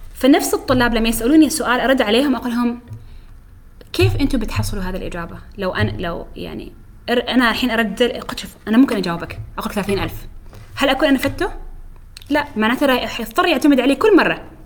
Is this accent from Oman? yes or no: yes; Oman; احنا فريقنا عماني كامل